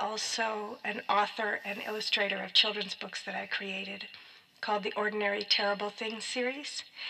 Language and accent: English; Pennsylvania, United States; moved away as an adult; now in Brooklyn, United States; I'm from Brooklyn, New York. I grew up in Pennsylvania, but I've lived here since 93